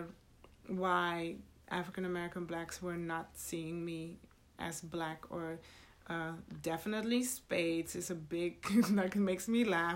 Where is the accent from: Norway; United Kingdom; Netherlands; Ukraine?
Netherlands; also born or lived in Suriname; now in United States; I was born in Suriname and raised in the Netherlands.